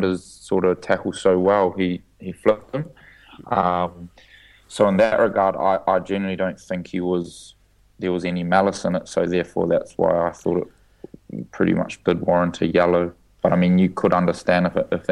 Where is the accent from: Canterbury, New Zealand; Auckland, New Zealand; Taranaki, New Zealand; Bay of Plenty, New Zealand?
Auckland, New Zealand; growing up in Auckland, I was a little white guy